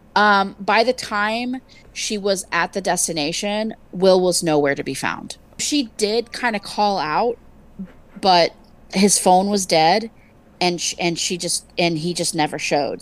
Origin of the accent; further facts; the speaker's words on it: Wimberley, Texas, United States; I grew up on the Blanco River